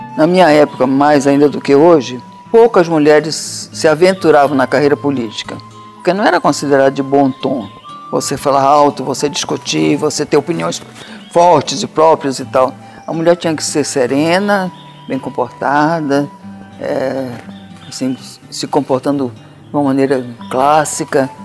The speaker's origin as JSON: {"language": "Portuguese", "region": "Amazonas", "country": "Brazil", "said": "do Amazonas, que era minha terra"}